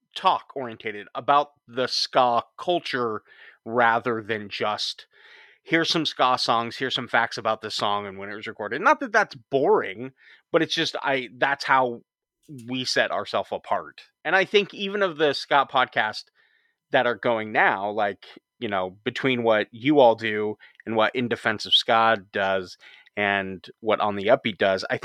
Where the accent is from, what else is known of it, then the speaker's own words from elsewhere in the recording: Huntington Beach, California, United States; And I grew up in Huntington Beach, Orange County area.